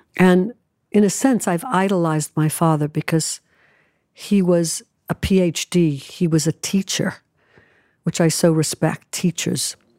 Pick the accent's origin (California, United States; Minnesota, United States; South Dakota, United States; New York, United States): New York, United States; New York City; also born or lived in Manhattan, New York; I moved away from home when I was 16 from Brooklyn to New York